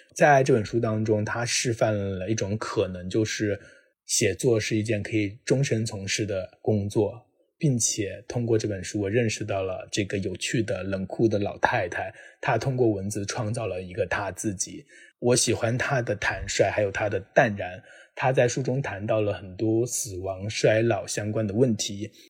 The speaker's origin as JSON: {"language": "Chinese", "country": "China", "said": "作为一个中国人，我们都见证了中国经济的发展"}